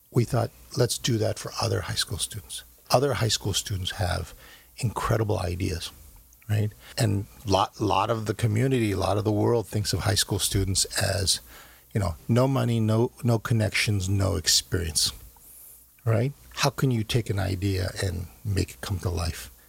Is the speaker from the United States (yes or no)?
yes; United States; also born or lived in Korea / New York; I see myself very much as uh, as uh, as an American growing up here